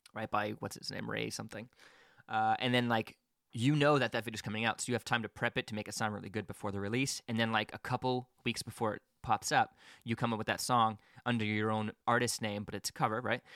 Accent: Quebec, Canada; now in Hamilton, Canada; I'm out in Hamilton, and I grew up in Quebec.

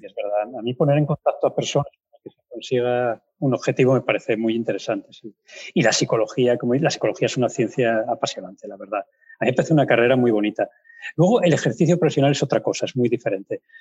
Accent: Pola de Siero, Asturias, Spain; now in Oviedo, Spain; yo vivo en Oviedo, pero soy de Pola de Siero

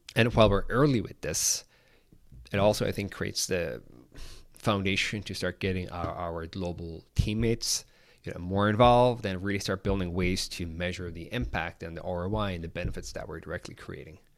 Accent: Ireland; I'm from Ireland, grew up uh, there

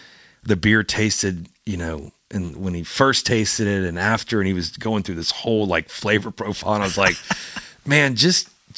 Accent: Louisiana, United States; I'll serve gumbo and jambalaya because I'm from Louisiana.

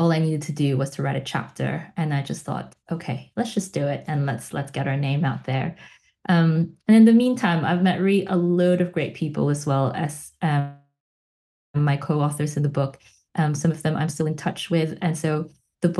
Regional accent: Philippines; also born or lived in Melbourne, Australia; now in Manchester, United Kingdom; Growing up in the Philippines

